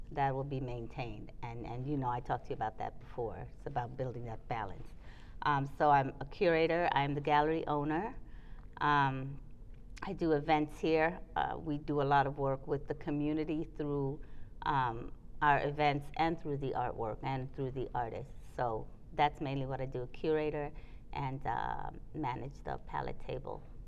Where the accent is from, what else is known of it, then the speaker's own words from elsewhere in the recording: Trinidad & Tobago; also born or lived in New York, United States; now in Charlotte, United States; I'm from Trinidad, it, the island of the rum punch